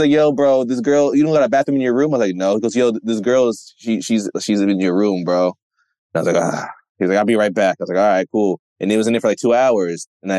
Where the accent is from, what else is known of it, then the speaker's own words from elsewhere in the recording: Westchester, New York, United States; we all from the Westchester area